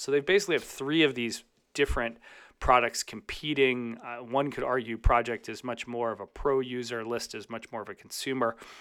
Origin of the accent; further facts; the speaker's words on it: Chicago, Illinois, United States; in my hometown of Chicago